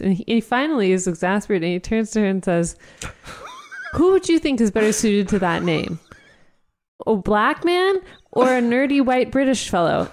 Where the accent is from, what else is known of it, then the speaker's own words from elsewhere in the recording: Dayton, Ohio, United States; I grew up in Dayton, so we went to U D basketball games every winter